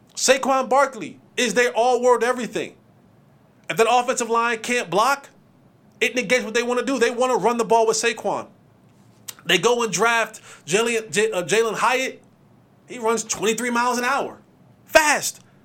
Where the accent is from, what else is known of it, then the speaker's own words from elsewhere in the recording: Roselle, New Jersey, United States; I grew up in Jersey. Shout out to Roselle